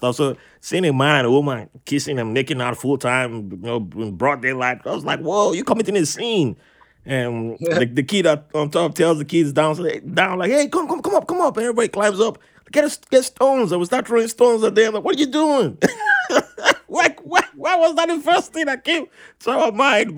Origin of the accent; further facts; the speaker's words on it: Nigeria; also born or lived in New York; now in United States; first time as a kid back in Nigeria, you know, where I was born